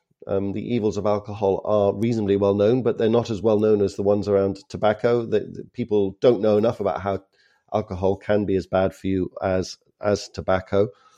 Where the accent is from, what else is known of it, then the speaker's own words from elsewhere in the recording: Canada; now in Ireland; Now, the reason why I ask this is that my home country, Canada, despite my funny accent, that is where I'm from.